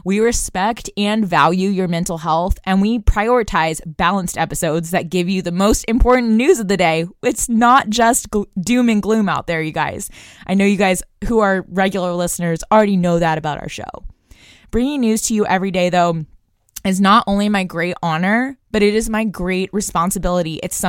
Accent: Brussels, Brussels-Capital Region, Belgium; I also attended an international school growing up in Brussels, Belgium, and it's that type of global perspective that I bring to the show.

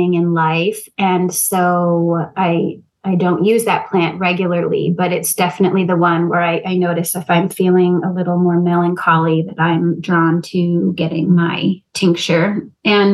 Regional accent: Rhode Island, United States; moved away; growing up in Rhode Island, not right by the ocean, but being near the ocean

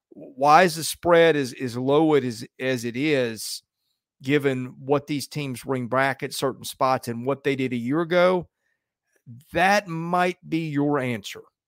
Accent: Nashville, Tennessee, United States; my hometown of Nashville

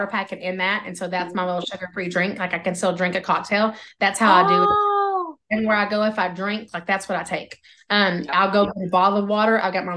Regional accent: Oklahoma, United States; accent: Oklahoma; my Oklahoma accent

